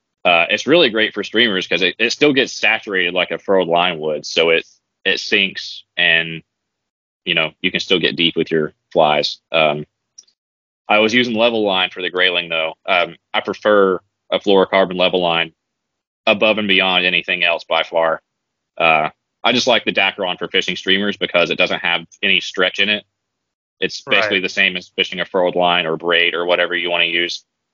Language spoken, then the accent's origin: English; Appalachia, United States; because I'm from Appalachia, where the mountains are usually like mostly rounded off.